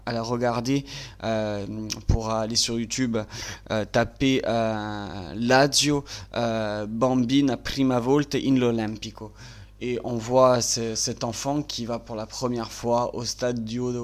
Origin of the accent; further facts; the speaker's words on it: Bastia, Corsica, France; je suis natif de Bastia